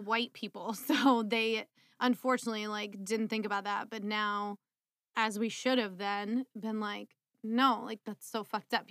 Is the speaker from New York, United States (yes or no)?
no; Maryland, United States; I grew up in Maryland